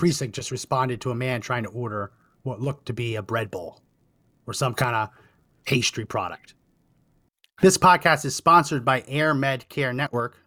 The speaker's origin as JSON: {"language": "English", "region": "New Jersey", "country": "United States", "tie": "born or raised there", "moved": "as an adult", "said": "I grew up in New Jersey"}